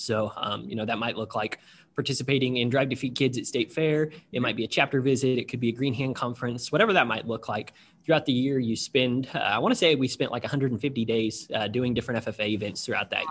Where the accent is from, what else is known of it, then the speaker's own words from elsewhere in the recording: Nevada, Missouri, United States; moved away as an adult; now in Indianapolis, United States; I grew up in Nevada, Missouri, or south of Nevada